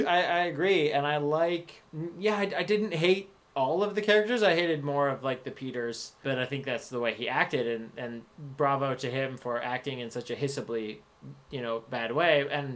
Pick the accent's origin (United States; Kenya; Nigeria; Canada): Canada; I do love that as a Canadian.